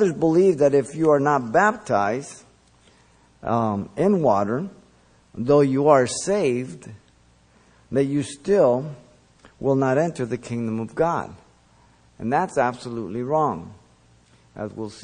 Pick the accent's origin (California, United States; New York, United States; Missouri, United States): California, United States; Los Angeles; English is a second language; also born or lived in Mexico City, Mexico; When we moved to the United States, we were in L.A. by Huntley Drive. I went to Our Lady of Loreto till first grade, where I learned English.